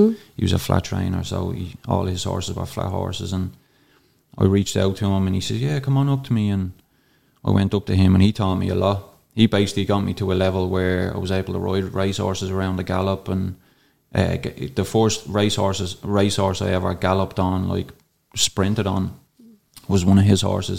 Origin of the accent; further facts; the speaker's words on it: Darndale, Leinster, Ireland; I'd say, up in around 10 horses like growing up in Darndale, and most of them got pounded.